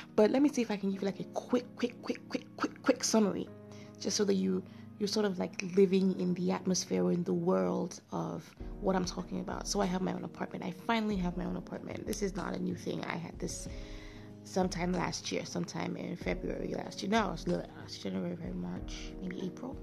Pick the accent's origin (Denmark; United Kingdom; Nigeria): Nigeria; I'm a Nigerian